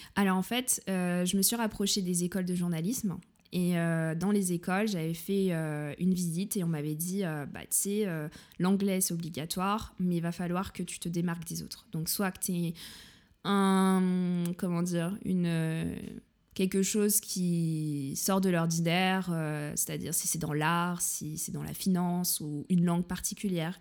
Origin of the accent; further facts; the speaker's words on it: Saint-Maurice, Île-de-France, France; first language French; moved away as an adult; also born or lived in Munich, Germany; now in Germany; je suis née euh, dans une petite ville qui s'appelle Saint-Maurice. Il y en a peut-être qui connaissent. C'est très, très vert, voilà, pas très loin de Vincennes. Et euh, j'ai passé toute mon enfance dans le Val-de-Marne